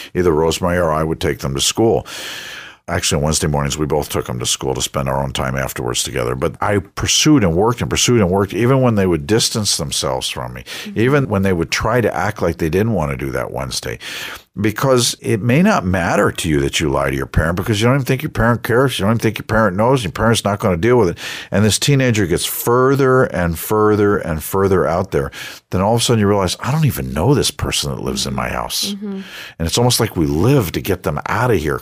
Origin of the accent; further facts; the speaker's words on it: Westbury, New York, United States; I grew up on Long Island. And on Long Island, I grew up in a place called Westbury